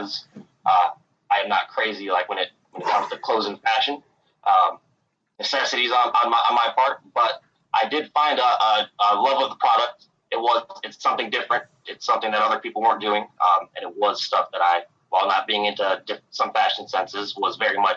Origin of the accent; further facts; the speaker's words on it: Michigan, United States; now in Charlotte, United States; I'm originally from Michigan